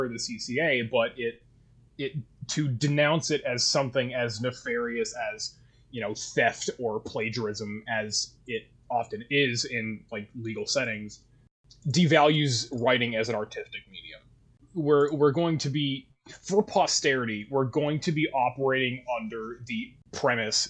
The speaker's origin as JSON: {"language": "English", "country": "Canada", "accent": "Canadian", "said": "my Canadian accent"}